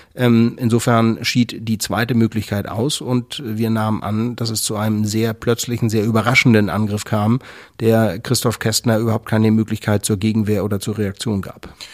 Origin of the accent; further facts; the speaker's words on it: Germany; bei uns in Deutschland